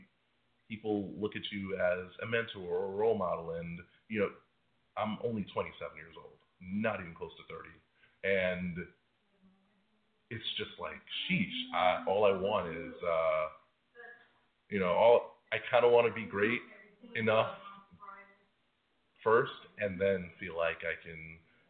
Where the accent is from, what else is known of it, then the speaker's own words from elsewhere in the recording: New York City, New York, United States; I'm from New York. I'm involved with the two advertising high schools, with college kids, you know, in the local area. You know, I am a local product